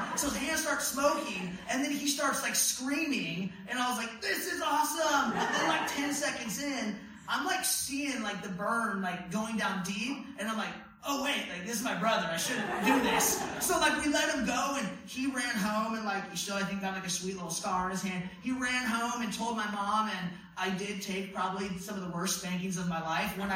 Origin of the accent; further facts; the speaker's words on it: Medford, United States; growing up in Medford, we had this tiny 3-bedroom, 1-bathroom house with 8 kids running around